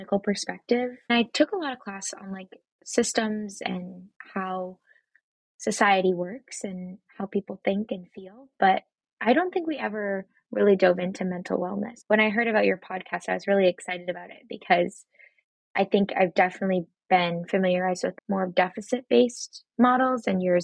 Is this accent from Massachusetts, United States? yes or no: yes; Massachusetts, United States; moved away; I am originally from Massachusetts